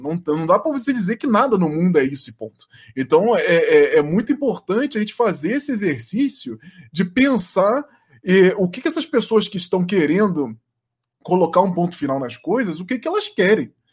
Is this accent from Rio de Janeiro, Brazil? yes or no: yes; Rio de Janeiro, Brazil; eu sou carioca